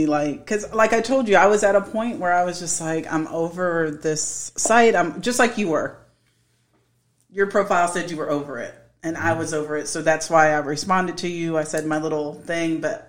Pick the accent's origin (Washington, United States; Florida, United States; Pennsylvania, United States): Florida, United States; I've lived in Florida my whole life. We live in Central Florida